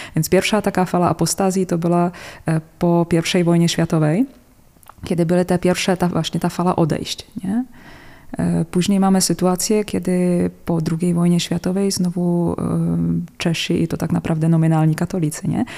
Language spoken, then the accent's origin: Polish; Czechia; Polish is a second language; now in Poland; ja pochodzę z takich terenów Karkonosze, Sudety